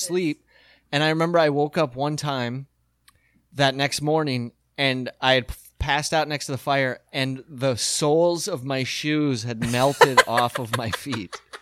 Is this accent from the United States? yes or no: yes; Midwest, United States; we grew up in the Midwest